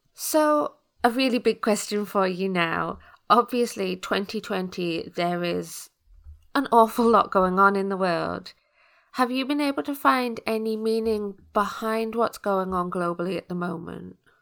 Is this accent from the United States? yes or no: no; United Kingdom; as a British person